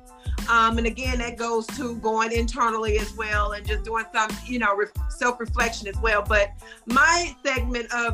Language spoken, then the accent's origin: English; Baton Rouge, Louisiana, United States; moved away as an adult; now in Houston, United States; Baton Rouge, my hometown